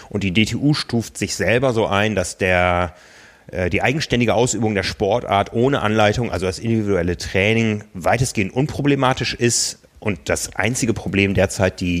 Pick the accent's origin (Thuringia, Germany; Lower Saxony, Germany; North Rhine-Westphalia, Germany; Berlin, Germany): Lower Saxony, Germany; Osnabrück; now in Hamburg, Germany; Also ich weiß aus meiner Heimatstadt Osnabrück, da war immer der 1. Mai, war Eröffnung. Hier in Hamburg handhabt man es eher so